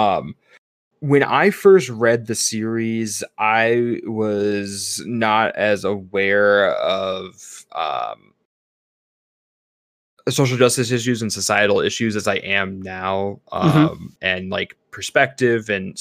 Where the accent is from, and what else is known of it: Missouri, United States; moved away; also born or lived in California